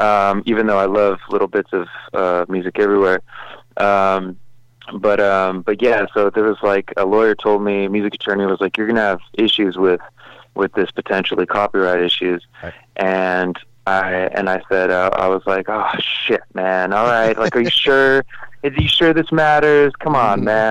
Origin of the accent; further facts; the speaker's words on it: Los Angeles, California, United States; I grew up in Hollywood.